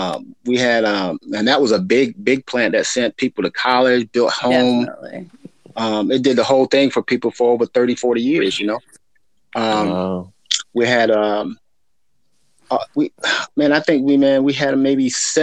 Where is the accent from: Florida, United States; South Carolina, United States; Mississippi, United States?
South Carolina, United States; moved away as an adult; now in California, United States; I'm currently from South Carolina, born and raised. You know, I'm a country boy, but I'm out here in California. I retired out here from the military after, you know, like 21 years, and so I made this home.